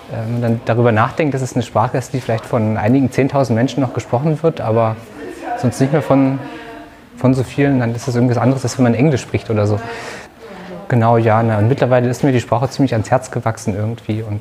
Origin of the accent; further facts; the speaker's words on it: Lusatia, Germany; Ja, also ich komme ja aus, auch aus der Lausitz